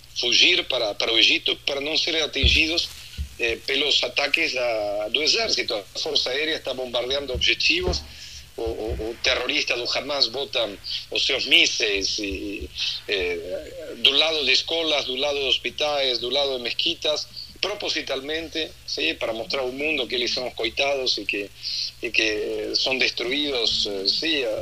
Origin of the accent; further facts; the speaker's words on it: Argentina; accent: Argentine; now in Porto Alegre, Brazil; Faz 27 anos que moro em Porto Alegre, ah. nasci na Argentina, então tem um sotaque